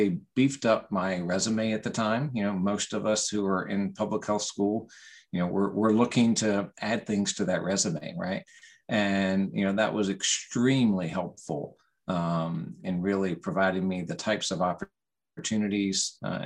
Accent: Virginia, United States; moved away as an adult; also born or lived in Alabama; I was from Virginia to begin

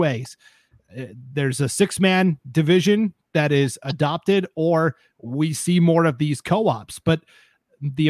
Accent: Montana, United States; now in Idaho, United States; I'm from Montana originally

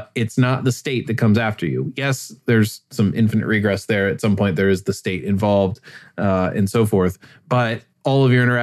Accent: United States; I'm talking as an American

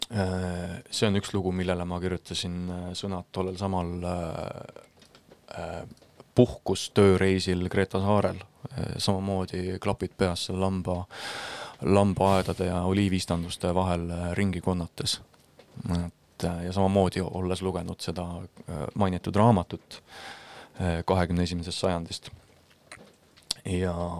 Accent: Estonia; first language Estonian

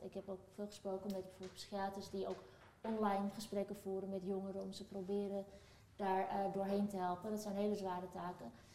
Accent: Amersfoort, Utrecht, Netherlands; also born or lived in Turkey; ik kom eh, dan toevallig uit Turkije, maar ik ben, ik stel net, opgegroeid in Amersfoort

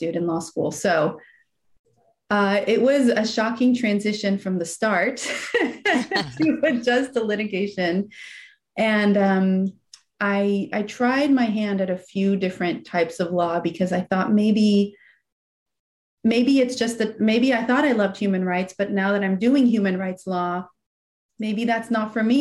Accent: California, United States; English is a second language; also born or lived in Iran / Paris, France / San Francisco; my mom and I moved to the States, to California, where my mom had some family. So then that was in the third grade, I started to learn my third language, which was English

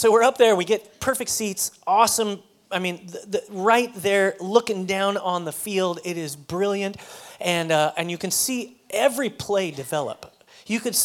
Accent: Colorado, United States; moved away as an adult; now in Texas, United States; I'm from Colorado

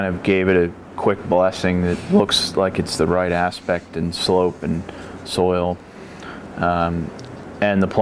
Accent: Beaux Frères property, Willamette Valley, Oregon, United States; also born or lived in Colorado Springs, Colorado; I grew up on the Beaux Fréres property from about the age of three

